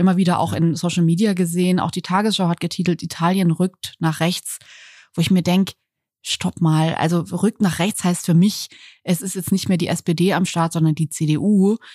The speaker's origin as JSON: {"language": "German", "region": "Berlin", "country": "Germany", "said": "wenn mich jemand fragt, woher ich komme, dann sage ich immer eher aus Berlin als aus Deutschland"}